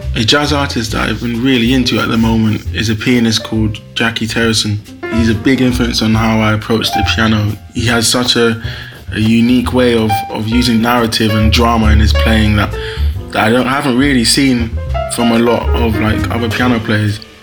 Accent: London, United Kingdom; I'm from Hackney

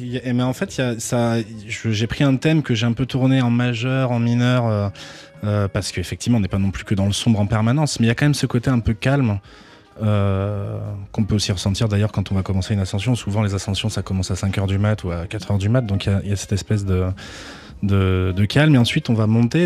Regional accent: Toulouse, Occitania, France; je suis originaire de Toulouse

